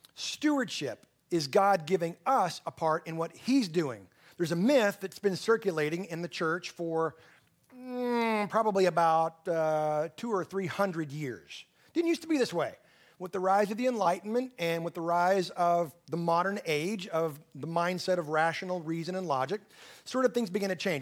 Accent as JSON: {"language": "English", "region": "Texas Panhandle", "country": "United States", "said": "I'm from the Texas Panhandle"}